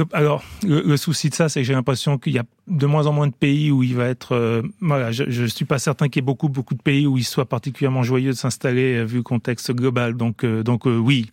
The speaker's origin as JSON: {"language": "French", "country": "France", "tie": "born or raised there", "also_born_or_lived": "Italy", "said": "j'ai grandi quand même en France"}